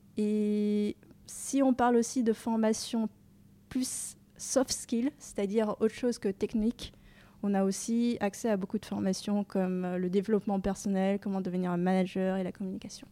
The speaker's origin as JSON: {"language": "French", "town": "Dijon", "region": "Bourgogne-Franche-Comté", "country": "France", "tie": "born or raised there", "also_born_or_lived": "Rennes", "moved": "as an adult", "lives_now": "Paris, France", "said": "J'ai grandi à Dijon, donc en Bourgogne, où j'ai fait mon collège, mon lycée"}